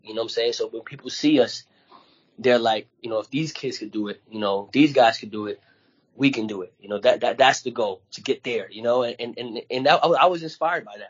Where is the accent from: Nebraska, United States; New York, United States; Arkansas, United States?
New York, United States; New York City; I grew up in the streets of Brooklyn